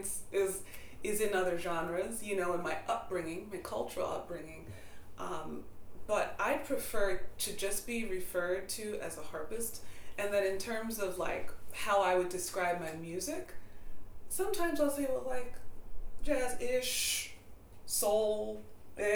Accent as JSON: {"language": "English", "town": "Hempstead", "region": "New York", "country": "United States", "tie": "born or raised there", "said": "I grew up on Long Island in Hempstead"}